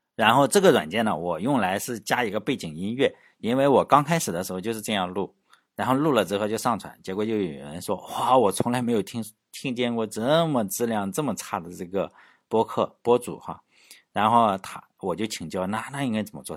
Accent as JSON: {"language": "Chinese", "town": "Laiwu", "region": "Shandong", "country": "China", "tie": "born or raised there", "said": "相当于我老家旁边淄博哈，我老家是莱芜"}